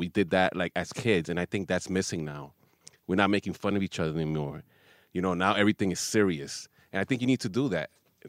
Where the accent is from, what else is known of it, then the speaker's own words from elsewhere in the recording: New York City, New York, United States; Growing up in the Heights